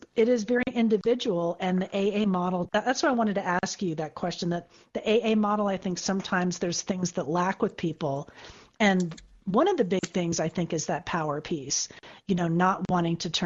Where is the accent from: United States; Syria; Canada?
United States; Florida; now in California, United States; my home state of Florida